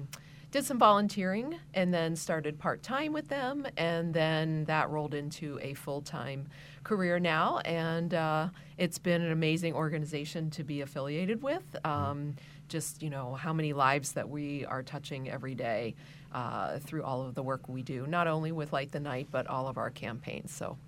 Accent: Pittsburgh, Pennsylvania, United States; now in Palm Beach County, United States; I'm originally from Pittsburgh.

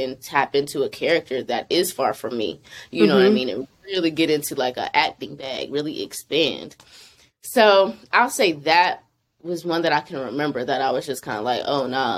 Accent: Charlotte, North Carolina, United States; now in Atlanta, United States; I'm from Charlotte, North Carolina originally, but I'm based in Atlanta

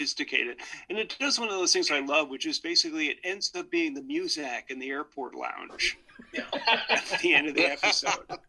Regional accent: New York, United States; I grew up in New York

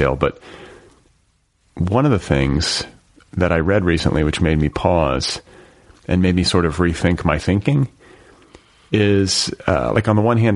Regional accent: United States; I'm an American. There are a lot of things I appreciate about the privilege of growing up here.

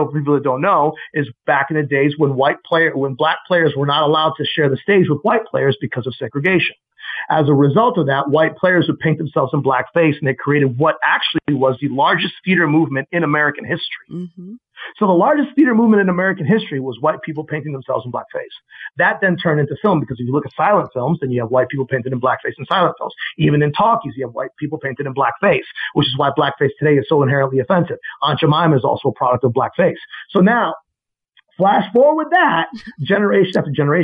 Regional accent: Mexico City, Mexico; moved away; I was raised in Mexico City 5 years. And speaking Spanish was essentially one of my native tongues

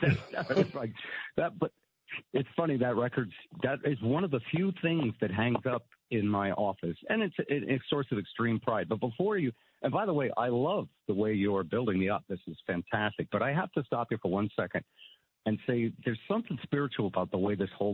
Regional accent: Connecticut, United States; I was growing up in Connecticut

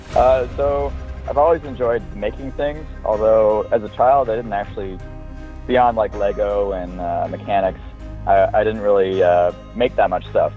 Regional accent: Kitchener, Ontario, Canada; I'm Canadian. I was born in Kitchener, Ontario, which is about an hour west of Toronto

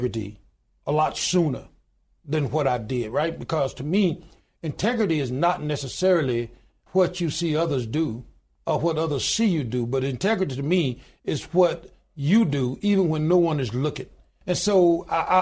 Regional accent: Goodwater, Alabama, United States; born or raised there

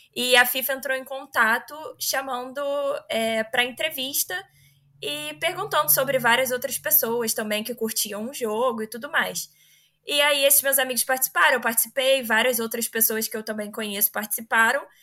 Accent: Rio de Janeiro, Brazil; Eu sou do Rio

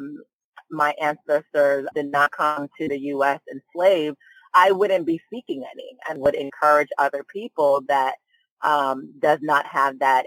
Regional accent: United States; born or raised there; also born or lived in Nigeria

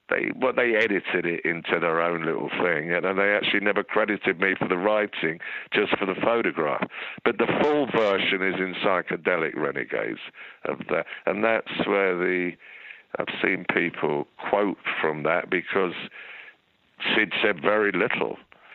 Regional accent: England, United Kingdom; being English schoolboys or students, the gay thing was not something... Well, we'd seen it lurking about in the schools

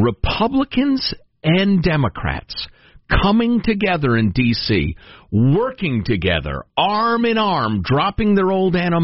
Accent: Chicago, Illinois, United States; moved away; everybody I grew up with in Chicagoland

